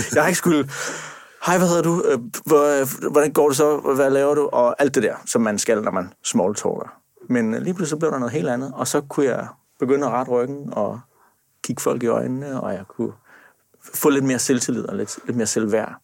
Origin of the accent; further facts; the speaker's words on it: Sønderborg, Southern Denmark, Denmark; Jeg kommer fra Sønderborg